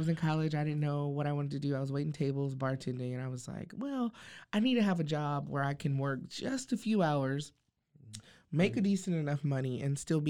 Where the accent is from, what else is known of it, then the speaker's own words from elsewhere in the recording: Waco, Texas, United States; I was born and raised here, and then I moved away, and then came back. I'm a boomerang.